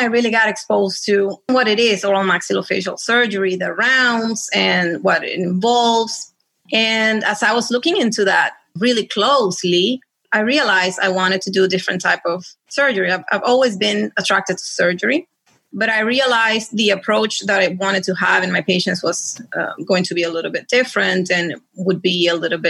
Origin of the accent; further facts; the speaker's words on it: Caracas, Capital District, Venezuela; moved away as an adult; also born or lived in Connecticut; now in Florida, United States; when I was growing up in Venezuela, I had family here.